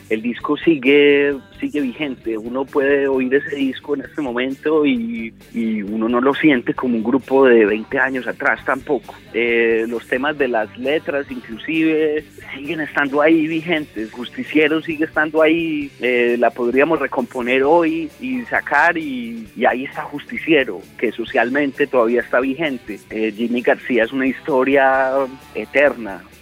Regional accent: Medellín, Antioquia, Colombia; born there; Por lo menos los que nacimos en Medellín tenemos una historia con alguna canción de ….

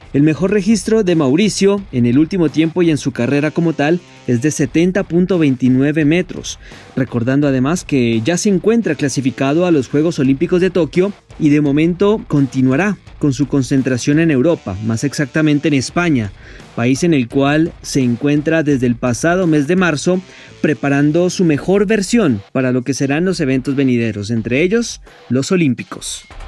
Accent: Colombia

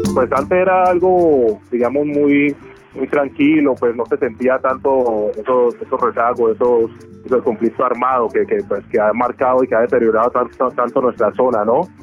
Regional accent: Quibdó, Chocó, Colombia; also born or lived in Tadó, Chocó; now in Cali, Colombia; yo crecí en Quito

